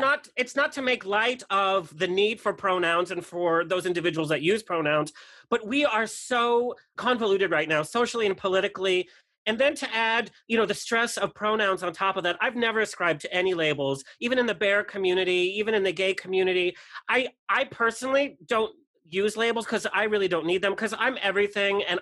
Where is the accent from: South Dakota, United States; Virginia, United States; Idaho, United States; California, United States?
California, United States; Southern; I was raised in Southern California